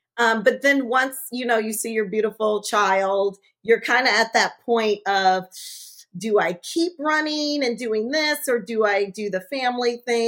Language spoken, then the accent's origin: English; Long Beach, California, United States; So I am proud that I was born and raised in Long Beach. I attended local public schools, started at Lafayette Elementary in Madison up to the third grade. Then my dad talked my mom into moving to Seal Beach, where I attended schools in the Los Alamitos district.